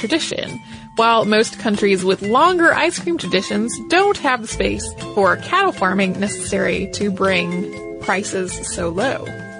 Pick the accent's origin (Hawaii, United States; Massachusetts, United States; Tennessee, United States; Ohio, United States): Ohio, United States; Coshocton; I was so disappointed that they left out the city that the museum is in, my hometown, Coshocton. It's a very small city, barely qualifying for the title based on its population, just over the 10,000 mark